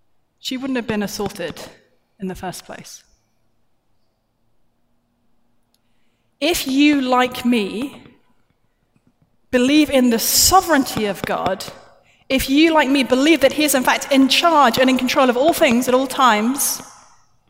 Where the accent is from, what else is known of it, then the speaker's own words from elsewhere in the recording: United Kingdom; I'm British